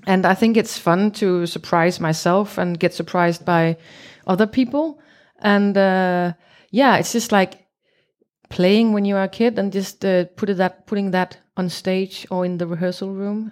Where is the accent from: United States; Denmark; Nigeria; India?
Denmark; Copenhagen, Capital Region of Denmark; English is a second language; I'm from Copenhagen in Denmark.